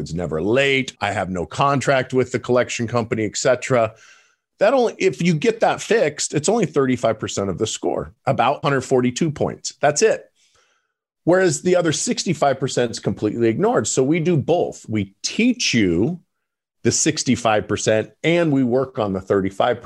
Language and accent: English; Parma, Idaho, United States; also born or lived in Colorado; now in Boise, United States; I grew up in Parma, Idaho, in a shack that had no running water, no electricity.